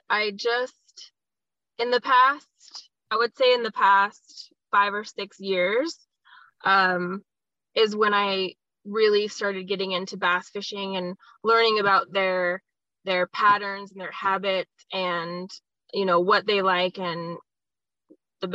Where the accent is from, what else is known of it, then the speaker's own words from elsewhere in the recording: Las Vegas, Nevada, United States; I'm a native Las Vegan. I was born here in Las Vegas, Nevada. I lived here my whole life, born and raised